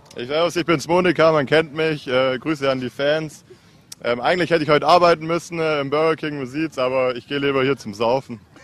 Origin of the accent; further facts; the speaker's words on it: Lake Constance, Germany; Wir sind vom Bodensee, wir sind aus Deutschland.